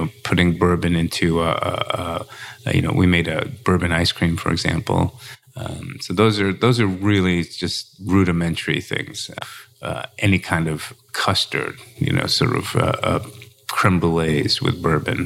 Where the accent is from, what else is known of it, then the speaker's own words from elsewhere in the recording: New York, United States; moved away as an adult; now in Louisville, United States; I'm originally from New York.